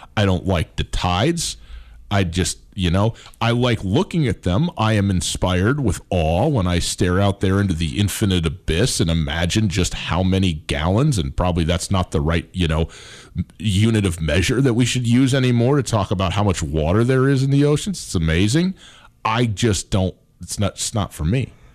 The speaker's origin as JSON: {"language": "English", "region": "Montana", "country": "United States", "said": "I'm from Montana"}